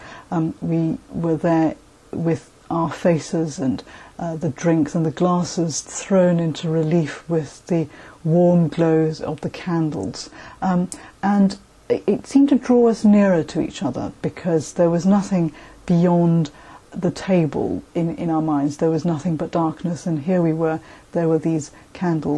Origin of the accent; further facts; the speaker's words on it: Malaysia; now in London, United Kingdom; I was born in Malaysia and I currently live in London